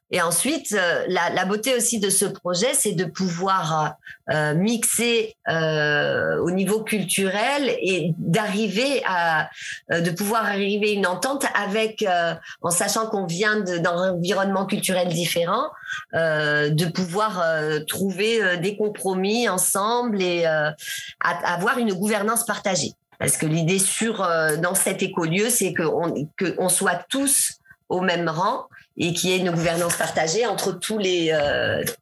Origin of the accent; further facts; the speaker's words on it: Burkina Faso; now in Togo; je suis passée du Sénégal, euh, je suis repassée euh, chez moi au Burkina